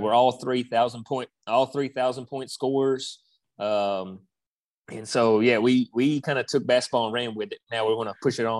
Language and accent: English; Minnesota, United States; born there; Funny story. My dad, we're not originally from here. I was born in Minnesota. That's where my dad's from.